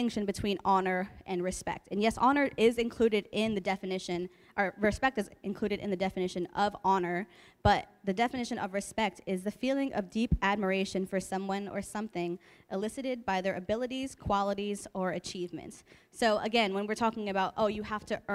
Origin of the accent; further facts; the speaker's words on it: Hazlet, New Jersey, United States; moved away as an adult; now in California, United States; I grew up in Hazlitt for most of my life